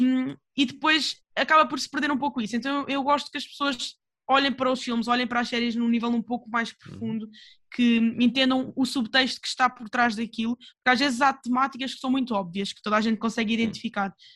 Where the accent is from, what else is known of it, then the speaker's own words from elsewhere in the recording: Portugal; eu sou portuguesa